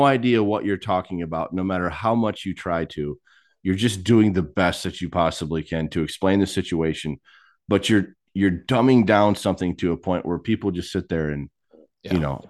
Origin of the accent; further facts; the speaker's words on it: Michigan, United States; now in Texas, United States; Like, I came from Michigan to Texas.